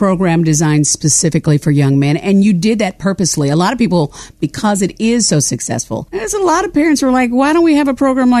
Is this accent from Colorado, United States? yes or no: no; Kansas, United States; moved away; I'm originally from Kansas.